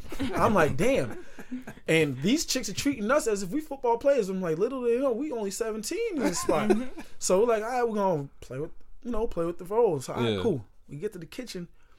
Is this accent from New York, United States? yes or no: no; Boston, Massachusetts, United States; "Oh my god, you from Boston?" I was like, "Yeah."